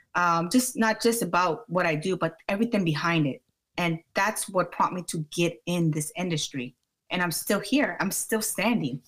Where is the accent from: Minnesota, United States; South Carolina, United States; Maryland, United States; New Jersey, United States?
Maryland, United States; also born or lived in Washington, District of Columbia, United States; I am from Maryland